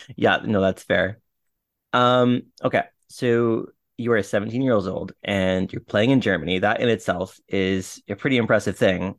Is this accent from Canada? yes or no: yes; Ottawa, Ontario, Canada; I was, like, a Stittsville kid